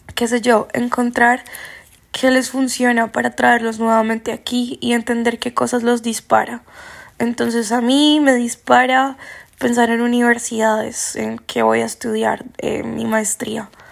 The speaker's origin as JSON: {"language": "Spanish", "country": "Colombia", "said": "yo soy colombiano"}